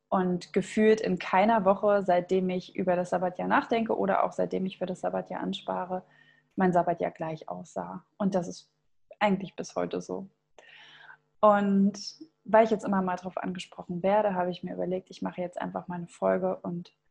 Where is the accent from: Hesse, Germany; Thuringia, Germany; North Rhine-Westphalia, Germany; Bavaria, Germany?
Thuringia, Germany; now in Hamburg, Germany; Und zwar komme ich ja ursprünglich aus Thüringen und meine Eltern sind tatsächlich beide auch Lehrer